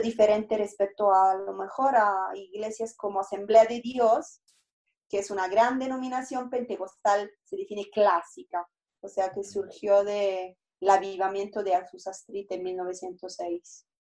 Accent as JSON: {"language": "Spanish", "country": "Italy", "also_born_or_lived": "Rome", "second_language": "Spanish", "moved": "as an adult", "lives_now": "Mexico", "said": "yo soy italiana y llegué aquí a México con una beca de la Secretaría de Relaciones Exteriores."}